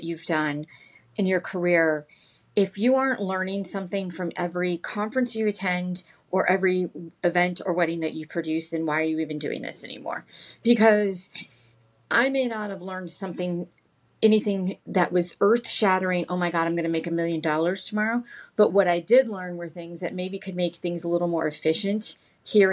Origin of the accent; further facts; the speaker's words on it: Orlando, Florida, United States; my childhood growing up in Orlando